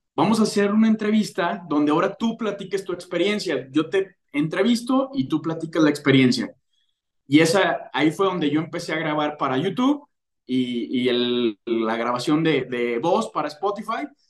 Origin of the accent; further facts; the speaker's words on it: León, Guanajuato, Mexico; yo soy de León, Guanajuato